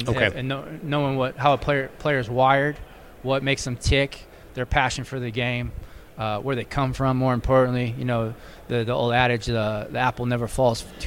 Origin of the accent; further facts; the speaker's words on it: Orange County, Southern California, United States; My hometown, Southern California, like Orange County